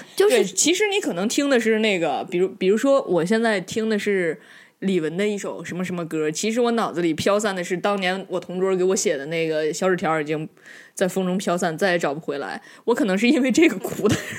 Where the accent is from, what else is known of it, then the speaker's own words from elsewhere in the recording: Inner Mongolia, China; moved away; 我们内蒙人民就比较给你们一样友好团结嘛